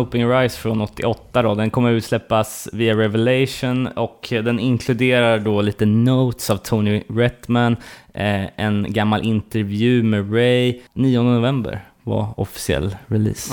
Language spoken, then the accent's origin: Swedish; Sweden; som fördomsfull svensk